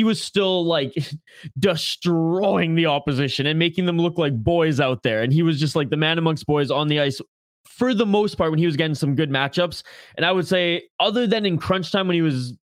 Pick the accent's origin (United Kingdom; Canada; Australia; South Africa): Canada; I'm the Canadian on this podcast